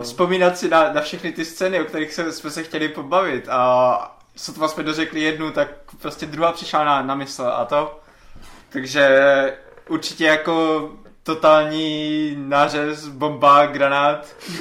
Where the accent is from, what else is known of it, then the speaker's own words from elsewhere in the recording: Czechia; first language Czech; náš rodný jazyk